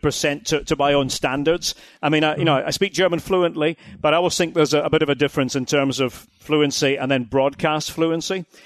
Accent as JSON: {"language": "English", "town": "Aberdeen", "region": "Scotland", "country": "United Kingdom", "said": "as an Aberdonian, uh, Aberdeen, my city, on the North Sea coast, northeast of Scotland"}